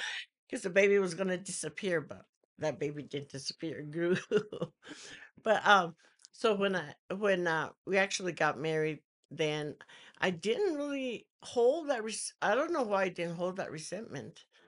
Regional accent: New Mexico, United States; I was raised in New Mexico, and I lived in the mountains

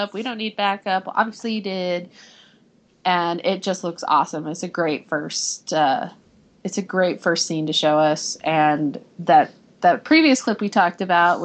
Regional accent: United States; I'm such an American.

